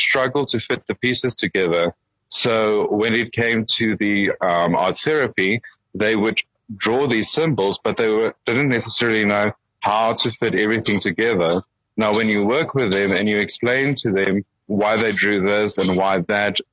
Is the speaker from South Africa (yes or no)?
yes; Springs, Gauteng, South Africa; now in Johannesburg, South Africa; I am a small town boy. I come from Springs, and then I moved to Johannesburg.